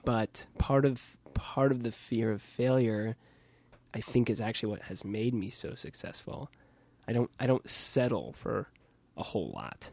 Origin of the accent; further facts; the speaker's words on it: Kansas, United States; now in New York, United States; I'm from Kansas